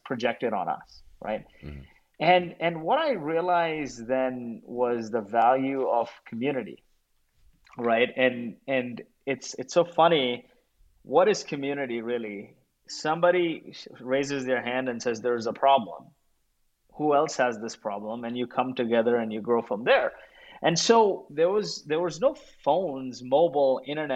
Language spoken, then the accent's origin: English; Kuwait; moved away; I grew up in Kuwait, and I was a refugee of the Gulf War.